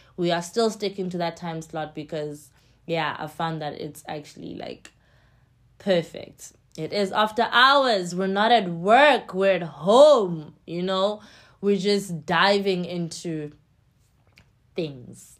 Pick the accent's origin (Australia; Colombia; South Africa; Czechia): South Africa; East London, Eastern Cape; English is a second language; now in Johannesburg, South Africa; in East London, where I'm from